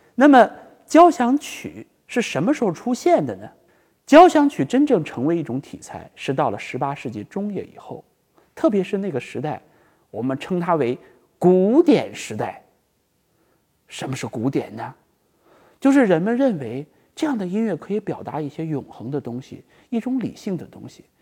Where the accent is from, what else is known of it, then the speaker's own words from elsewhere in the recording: China; 作为我们中国人来说